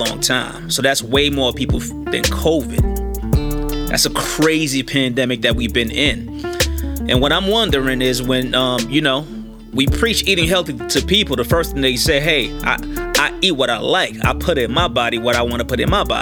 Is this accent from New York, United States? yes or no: yes; New York City, New York, United States; I'm from New York City, Queens, South Jamaica, Queens.